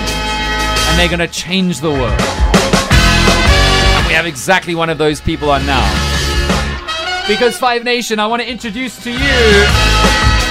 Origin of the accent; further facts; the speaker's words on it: Cape Town, Western Cape, South Africa; moved away; I am obviously from Cape Town